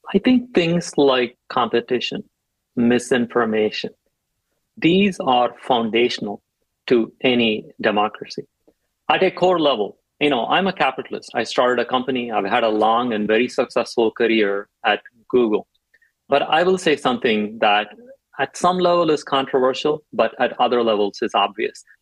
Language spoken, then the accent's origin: English; India; moved away as an adult; also born or lived in Chennai, India; now in United States; I grew up in India